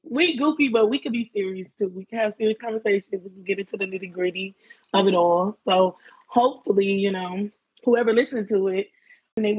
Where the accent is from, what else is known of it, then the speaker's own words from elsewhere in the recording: Houston, Texas, United States; I'm 23, you know, I'm from Houston, Texas.